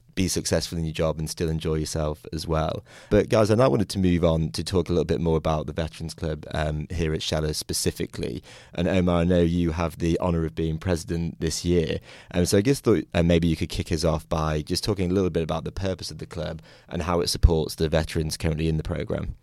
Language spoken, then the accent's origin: English; United Kingdom; now in United States; I'm from the United Kingdom originally